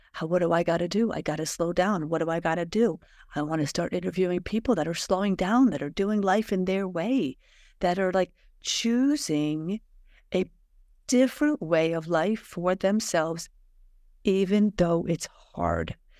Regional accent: United States; I was raised in America

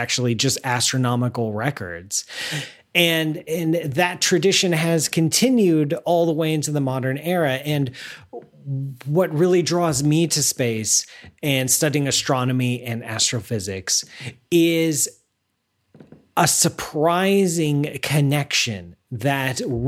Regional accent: the Midwestern part of the United States, United States; now in near New York City, United States; I grew up in the Midwestern part of the United States out in the middle of the cornfields

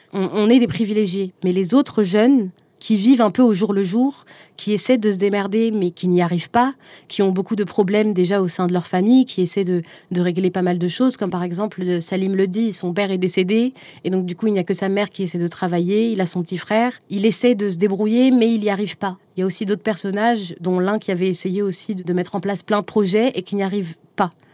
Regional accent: Algiers, Algiers Province, Algeria; moved away as an adult; ce qui me lie encore à Alger surtout. J'y suis née, j'y ai grandi.

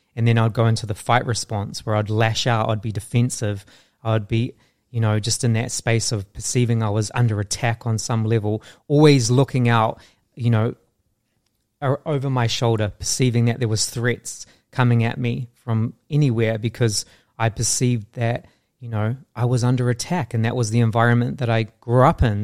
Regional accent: New Zealand; growing up in New Zealand I really struggled with my sense of self

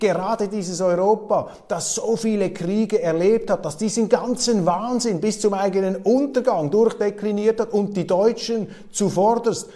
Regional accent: Switzerland; als Schweizer

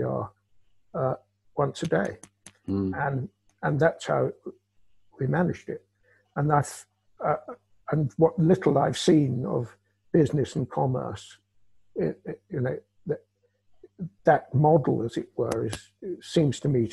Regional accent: United Kingdom; a Brit, me

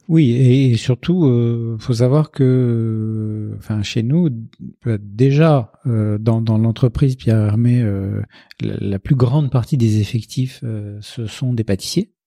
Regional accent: Casablanca, Casablanca-Settat, Morocco; now in Paris, France; je suis né à Casablanca

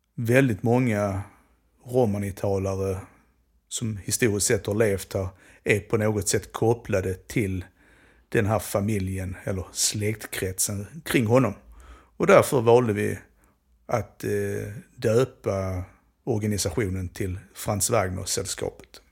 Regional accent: Skåne, Sweden; accent: Skånska; Jag, jag pratar skånska

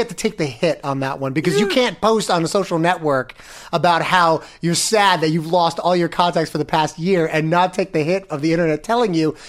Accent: Florida, United States; now in New York, United States; I come from Florida.

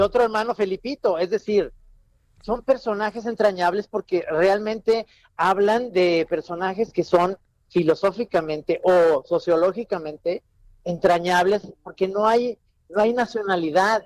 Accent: Guadalajara, Jalisco, Mexico; soy tapatío

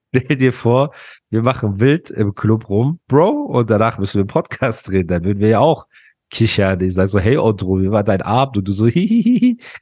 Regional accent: Dubai, United Arab Emirates; ich komme ja aus Dubai

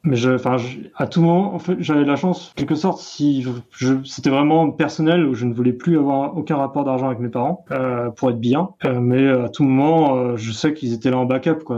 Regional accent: Brittany, France; moved away; Je viens de Bretagne.

